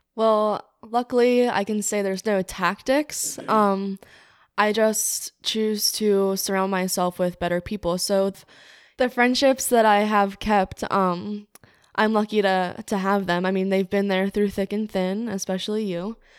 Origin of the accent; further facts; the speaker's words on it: Cape May, New Jersey, United States; moved away as an adult; now in Newark, United States; I'm from Cape May, New Jersey, but I'm living in Newark, Delaware right now.